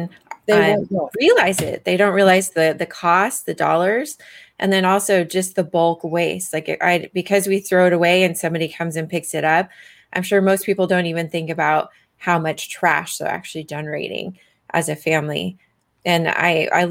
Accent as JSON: {"language": "English", "country": "Canada", "said": "I'm also Canadian"}